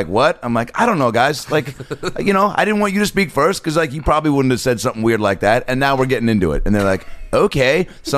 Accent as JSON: {"language": "English", "town": "Seattle", "region": "Washington", "country": "United States", "said": "Yeah, I'm from Seattle."}